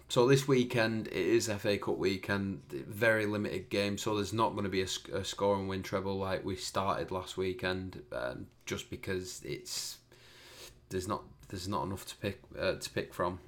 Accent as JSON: {"language": "English", "town": "Preston", "region": "North West England", "country": "United Kingdom", "said": "I'm from Preston"}